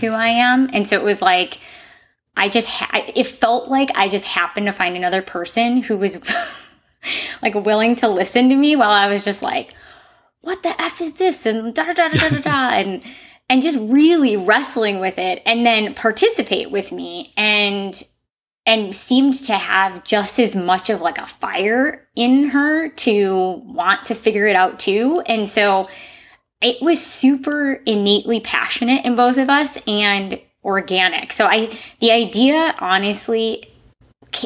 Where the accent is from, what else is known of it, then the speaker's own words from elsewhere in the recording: Midwest, United States; moved away; I grew up in the Midwest and went to school at Indiana University